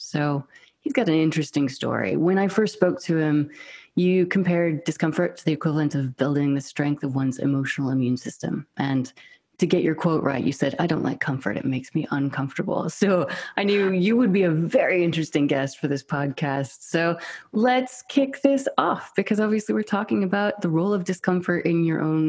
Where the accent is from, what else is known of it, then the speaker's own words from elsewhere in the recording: United States; accent: American; moved away as an adult; also born or lived in Scotland; now in United Kingdom; I'm American and British